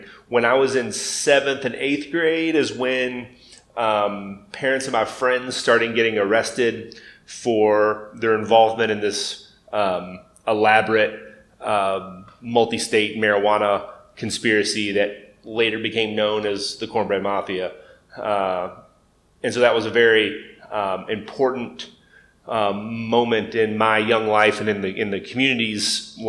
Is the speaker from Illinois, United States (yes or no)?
no; Lebanon, Kentucky, United States; I grew up in Lebanon, Kentucky, Marion County